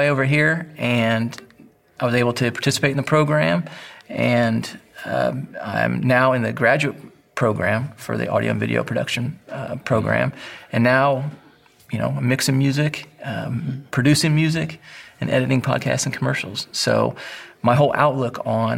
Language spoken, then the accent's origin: English; Northwest Indiana, United States; I grew up in Northwest Indiana